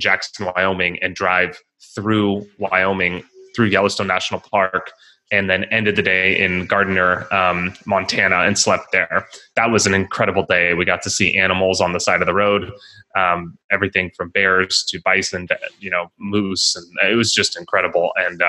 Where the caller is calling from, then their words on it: Italy; Yes. So I'm in Italy now. It's afternoon here.